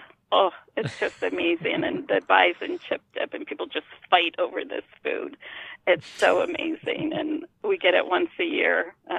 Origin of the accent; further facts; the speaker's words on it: Cheektowaga, New York, United States; moved away; So, you know, I grew up in the Depew, Cheektowaga area.